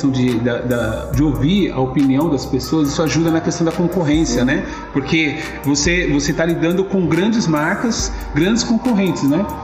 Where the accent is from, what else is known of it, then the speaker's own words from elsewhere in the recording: São Paulo, Brazil; paulistano, no caso eu sou aqui de São Paulo mesmo, né?